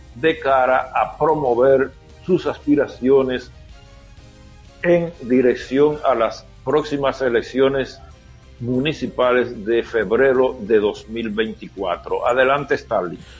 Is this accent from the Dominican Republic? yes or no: yes; Elías Piña, Dominican Republic; moved away; soy nativo de Elia Piña